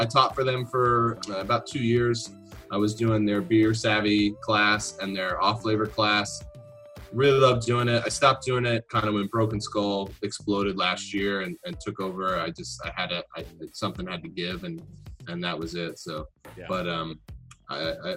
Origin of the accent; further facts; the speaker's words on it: New Jersey, United States; I come from Jersey. I grew up in New Jersey